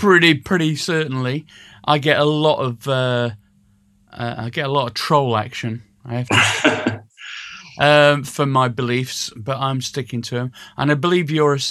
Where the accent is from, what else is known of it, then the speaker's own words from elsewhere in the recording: Sheffield, Yorkshire and the Humber, United Kingdom; I come from Sheffield, which is the Socialist